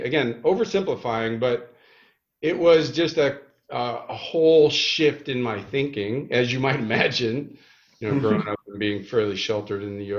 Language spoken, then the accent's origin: English; Chicago, Illinois, United States; moved away as an adult; also born or lived in California; I grew up in the Midwest. I grew up outside Chicago